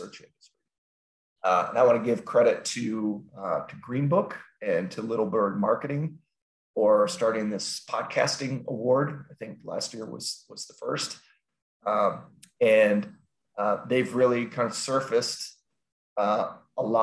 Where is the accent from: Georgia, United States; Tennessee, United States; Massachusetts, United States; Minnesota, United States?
Minnesota, United States; Minneapolis; we are from Minneapolis, St. Paul, actually